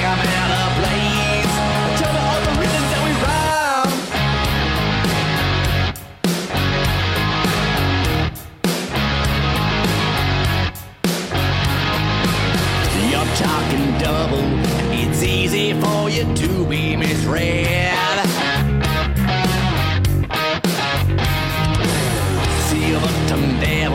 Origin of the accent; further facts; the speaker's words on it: Youngstown, Ohio, United States; my hometown, Youngstown